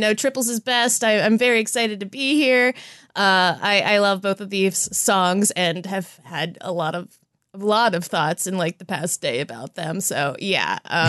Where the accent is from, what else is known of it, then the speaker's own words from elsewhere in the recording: Philadelphia, Pennsylvania, United States; I am from Philadelphia